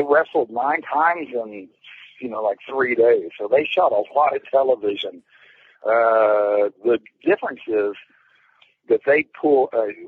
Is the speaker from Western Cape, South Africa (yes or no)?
yes; Cape Town, Western Cape, South Africa; moved away; in my hometown, Cape Town